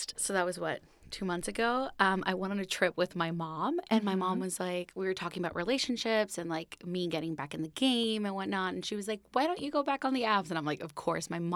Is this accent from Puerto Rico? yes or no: yes; Puerto Rico; moved away as an adult; now in New York, United States; I was born and raised in Puerto Rico. I moved to the city 6 years ago for college.